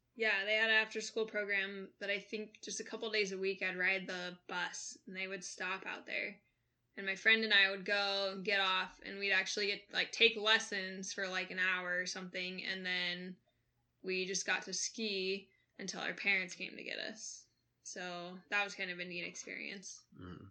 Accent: McCall, Idaho, United States; moved away; also born or lived in Bitterroot Valley, Montana; growing up in McCall, Idaho

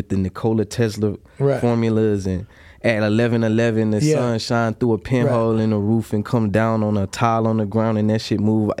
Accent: Durham, North Carolina, United States; I'm originally from North Carolina, a small town called Durham.

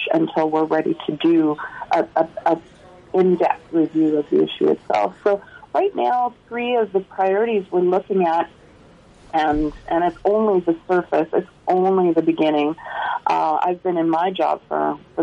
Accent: Alberta, Canada; also born or lived in Quebec; I was born in Quebec. I grew up in Alberta.

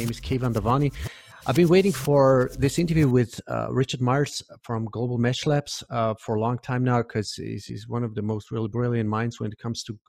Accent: Iran; moved away; I'm originally from Iran

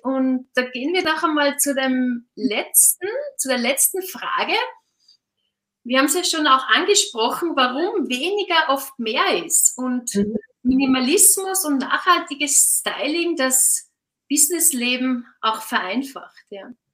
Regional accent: Austria; now in Switzerland; Ich bin ja auch Österreicherin, leichte Exotin in der Schweiz.

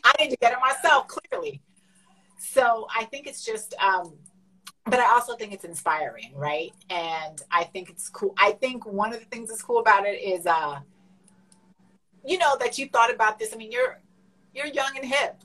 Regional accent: Canada; I'm Canadian

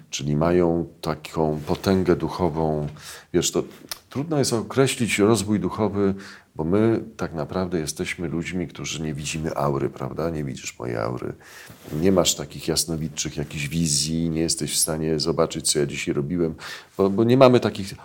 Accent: near Warsaw, Masovian Voivodeship, Poland; also born or lived in Saska Kępa, Warsaw; ja się wychowywałem w domu pod Warszawą

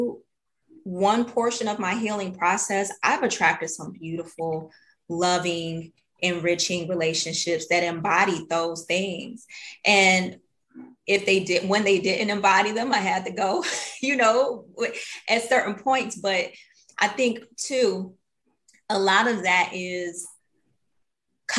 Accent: Detroit, Michigan, United States; a little girl growing up in Detroit

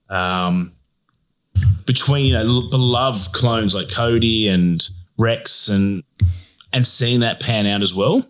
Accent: Australia; we're from Australia

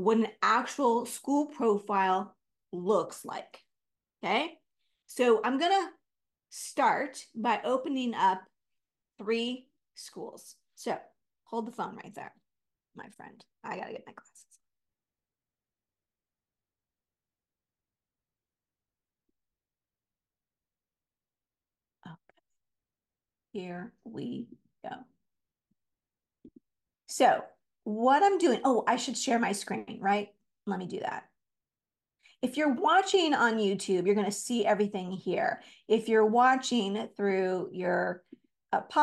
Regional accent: California, United States; I'm from California.

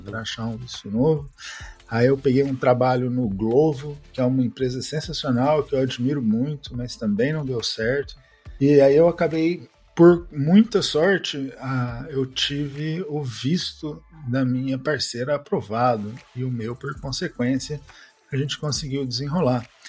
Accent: São Paulo, Brazil; moved away as an adult; also born or lived in Uberlândia, Brazil; now in Barcelona, Spain; Eu sou de São Paulo, mas então eu passei uma grande parte da minha carreira em Uberlândia também

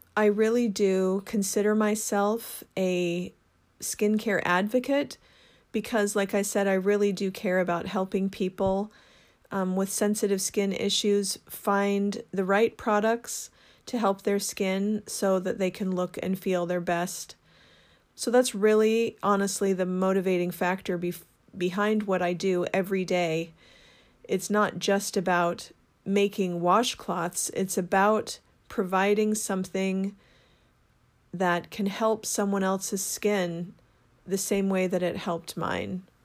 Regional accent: Seattle, Washington, United States; I grew up in Seattle, well, the Seattle area, and so it's home to me

